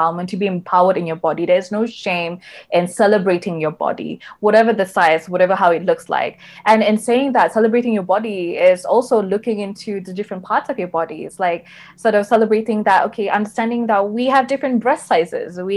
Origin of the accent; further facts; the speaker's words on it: Sabah, Malaysia; growing up in Sabah, a lot of my schoolmates